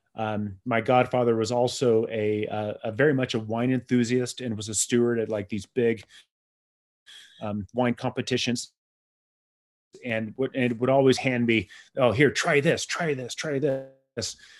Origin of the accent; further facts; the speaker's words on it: San Diego, California, United States; I grew up in San Diego